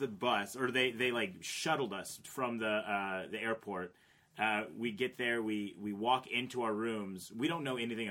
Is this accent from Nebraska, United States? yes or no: no; Seattle, Washington, United States; moved away; I'm from Seattle originally